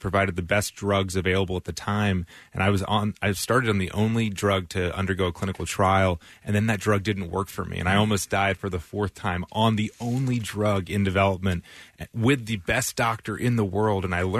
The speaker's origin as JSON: {"language": "English", "region": "North Carolina", "country": "United States", "tie": "born or raised there", "also_born_or_lived": "Philadelphia area", "moved": "as an adult", "lives_now": "Philadelphia, United States", "said": "So I grew up in North Carolina, but I came here for medical school. So I've been here since 2008."}